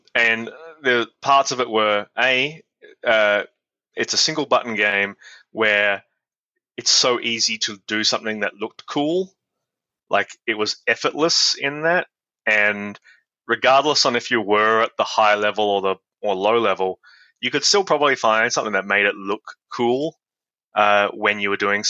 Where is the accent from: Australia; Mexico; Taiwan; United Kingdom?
Australia; Adelaide, South Australia; moved away; I'm from Adelaide in South Australia, and there were no like game design courses or anything like that. So the closest thing I had was computer science at the University of Adelaide